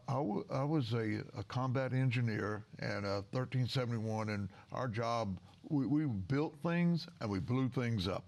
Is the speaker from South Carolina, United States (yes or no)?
no; Southern Illinois, United States; I was born and raised in Southern Illinois